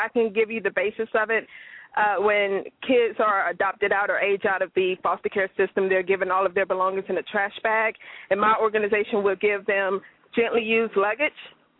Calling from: Louisville, Kentucky, United States; I'm calling from Louisville, Kentucky.

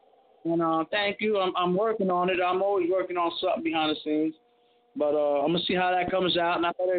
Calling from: North Carolina, United States; You don't need to know my name. I'm calling from North Carolina, though.

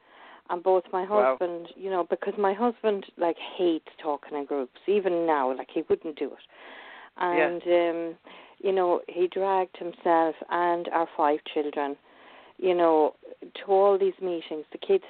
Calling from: Ireland; also born or lived in England; So I'm actually ringing from England, but I live in Ireland.

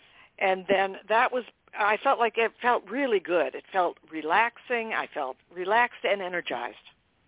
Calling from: Boston, Massachusetts, United States; I'm calling from Boston.

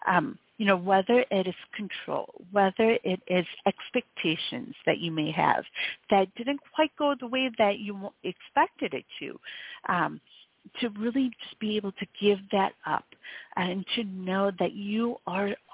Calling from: Michigan, United States; Hi, and I'm calling from Michigan.

